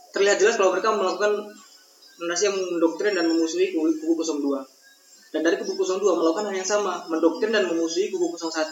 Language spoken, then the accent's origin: Indonesian; NTT, East Nusa Tenggara, Indonesia; aku orang NTT